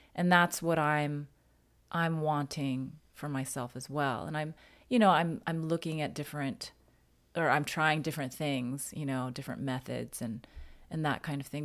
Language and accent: English; United States; I'm Chinese American